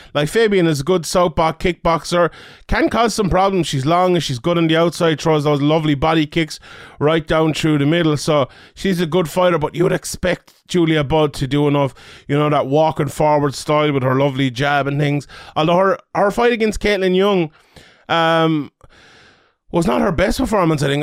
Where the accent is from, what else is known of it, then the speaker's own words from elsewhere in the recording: Ireland; being an Irish man